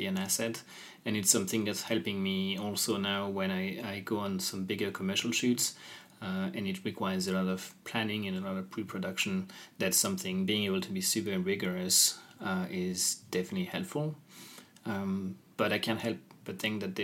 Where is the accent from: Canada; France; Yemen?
France; Lyon, Auvergne-Rhône-Alpes; moved away; also born or lived in Copenhagen; I grew up in Lyon